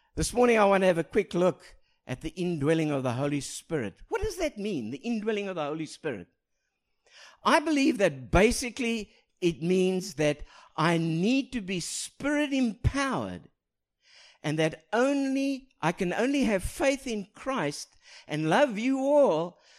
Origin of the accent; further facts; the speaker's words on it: South Africa; moved away; I speak proper English with an accent because I come from South Africa.